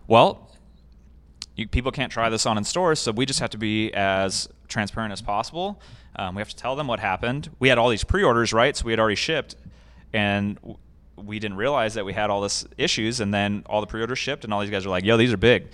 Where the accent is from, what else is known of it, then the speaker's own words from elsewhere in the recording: Escondido, California, United States; I grew up in Escondido, um, and so I was a desert kid